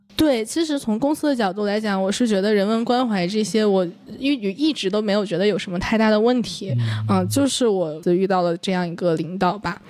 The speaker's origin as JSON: {"language": "Chinese", "region": "Northeast China", "country": "China", "said": "我是东北人"}